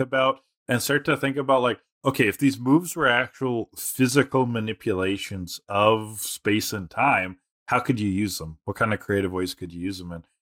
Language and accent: English; Canada; as a Canadian